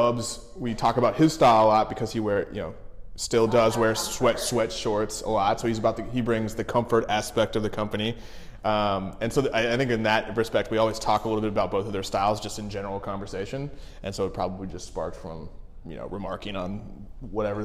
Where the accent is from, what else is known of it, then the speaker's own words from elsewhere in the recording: Cincinnati, Ohio, United States; moved away; also born or lived in New York; I grew up in Cincinnati, Ohio